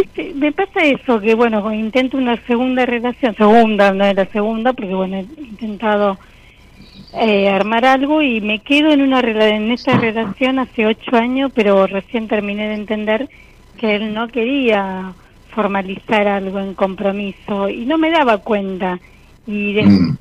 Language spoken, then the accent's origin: Spanish; Rosario, Santa Fe, Argentina; De Rosario